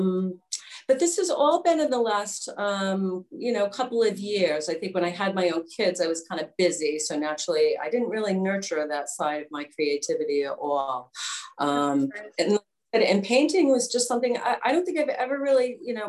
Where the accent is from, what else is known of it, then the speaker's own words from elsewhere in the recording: Westerly, Rhode Island, United States; now in Wakefield, United States; I grew up in Westerly, and I moved, 30 minutes away to Wakefield.